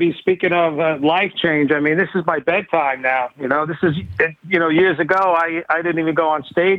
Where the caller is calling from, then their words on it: New York City, New York, United States; I'm calling from New York City.